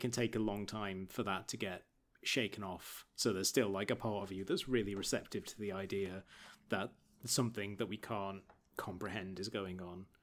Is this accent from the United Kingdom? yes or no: yes; Market Bosworth, East Midlands, United Kingdom; Growing up in Market Bosworth in Leicestershire